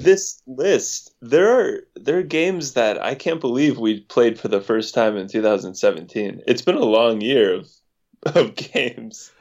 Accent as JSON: {"language": "English", "region": "West Virginia", "country": "United States", "moved": "yes"}